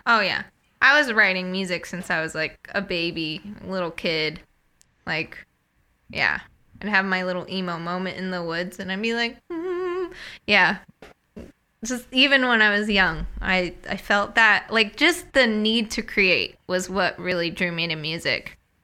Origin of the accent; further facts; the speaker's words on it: New England, United States; moved away as an adult; also born or lived in Midwest; I was born and raised in New England